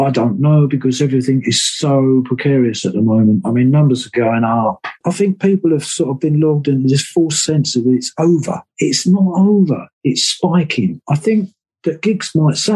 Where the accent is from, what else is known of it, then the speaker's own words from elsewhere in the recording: Wales, United Kingdom; we're Welsh